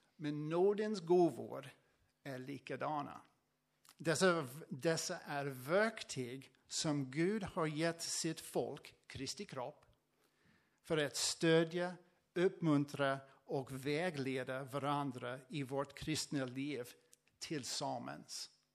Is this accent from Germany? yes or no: no; United States; Swedish is a second language; moved away as an adult; also born or lived in Tranås, Sweden; now in Sweden; från USA. Eh, jag flyttade från, eh, från USA till Sverige för sex år sedan